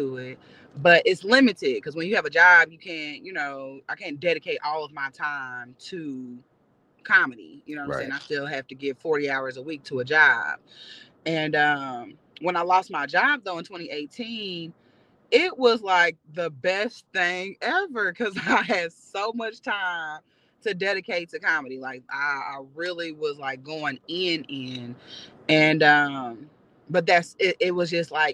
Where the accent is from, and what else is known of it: Indianapolis, Indiana, United States; born or raised there; moved away as an adult; now in Los Angeles, United States